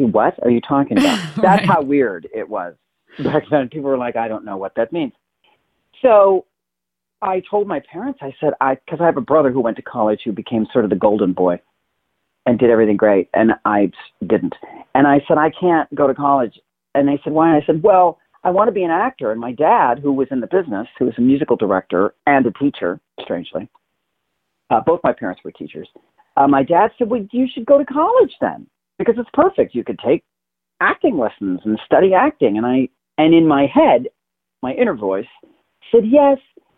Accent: Inglewood, California, United States; I'm actually from California. I was born here, where I am right now. And I was born in Inglewood, California. And then we lived all over Southern California until I was about 10 when my parents divorced.

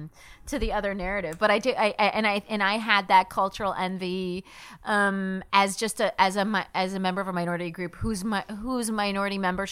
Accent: Virginia, United States; also born or lived in New Haven, United States; I was born in New Haven, but then my dad ended up in Virginia. We ended up in Virginia for many years

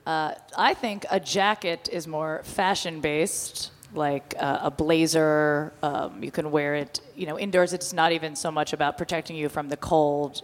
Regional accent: New Jersey, United States; I'm from Jersey

